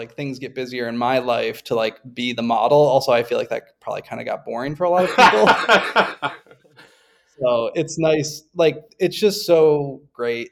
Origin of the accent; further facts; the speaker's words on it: Buffalo, New York, United States; moved away as an adult; now in Philadelphia, United States; Was born and raised in Buffalo, New York